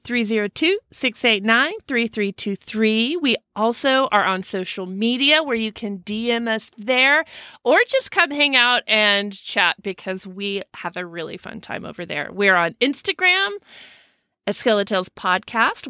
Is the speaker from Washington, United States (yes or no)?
no; Denton, Texas, United States; I grew up in Denton, Texas